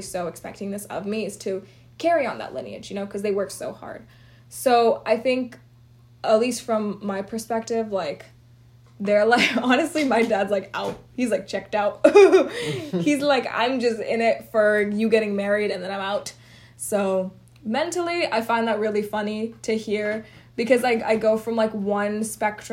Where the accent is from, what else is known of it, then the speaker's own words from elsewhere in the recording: Houston, Texas, United States; moved away; I was raised in Houston, Texas, which is so heavy in Indians